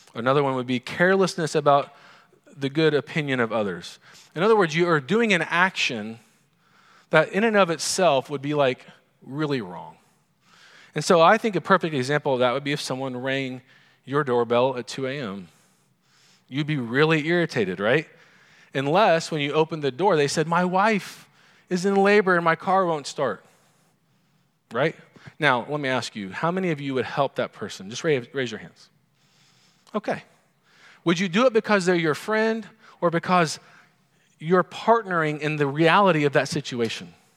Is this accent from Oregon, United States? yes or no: no; Oklahoma, United States; growing up in Oklahoma, oil's a big deal